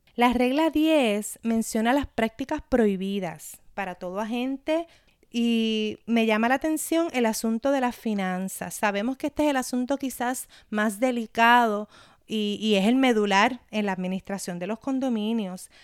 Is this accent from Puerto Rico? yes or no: yes; Puerto Rico; mi experiencia como puertorriqueña